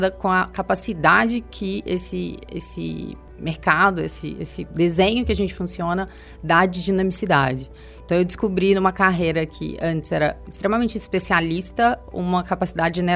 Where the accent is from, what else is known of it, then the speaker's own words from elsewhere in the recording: Minas Gerais, Brazil; now in São Paulo, Brazil; Eu sou mineira, nascida e criada em Minas, vim para São Paulo bem no início da minha carreira.